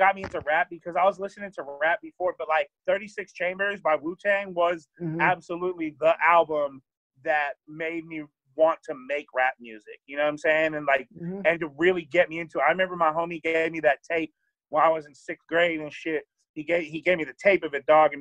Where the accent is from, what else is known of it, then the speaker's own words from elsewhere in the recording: Sacramento, California, United States; I'm from Sacramento. I was living in Sacramento